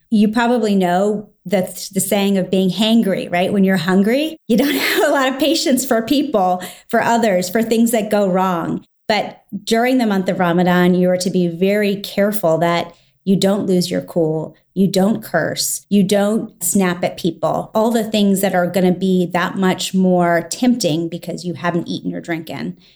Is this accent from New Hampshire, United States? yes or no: no; Washington, District of Columbia, United States; I grew up in the Washington, D C area